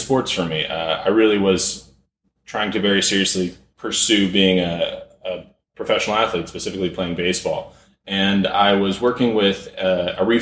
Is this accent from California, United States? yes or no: yes; Malibu, California, United States; also born or lived in San Fernando Valley, California; we moved to Malibu, and I grew up here, went to Malibu High School